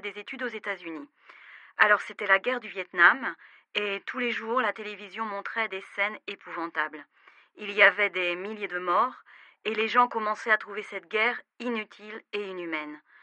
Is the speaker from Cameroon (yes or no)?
no; France; also born or lived in United States; now in Bordeaux, France; je vous appelle de Bordeaux. Je suis française